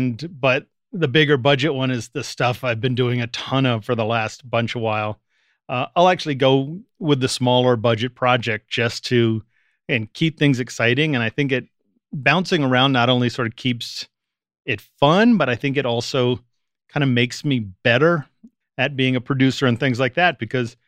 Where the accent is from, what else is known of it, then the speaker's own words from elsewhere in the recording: Washington, District of Columbia, United States; born there; also born or lived in Richmond / Boston / Canada / Seattle; You know, I was born in Washington, D.C., lived in Richmond, Virginia, lived in Boston, lived in Canada, Seattle, England, L.A.